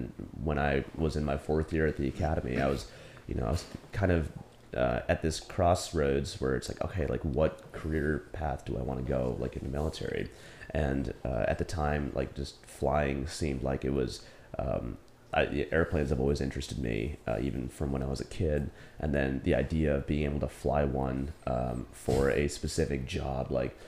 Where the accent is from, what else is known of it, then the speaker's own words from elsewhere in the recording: New Jersey, United States; moved away as an adult; also born or lived in South Korea; I grew up in New Jersey, close to Princeton University